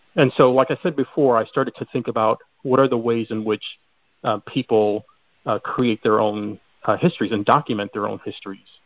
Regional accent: Chicago, Illinois, United States; moved away; I'm originally from Chicago

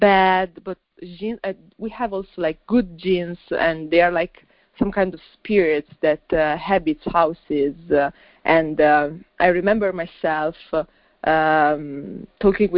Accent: Milan, Lombardy, Italy; I was born and raised in Milan, but I mean, you know, my family is from another country

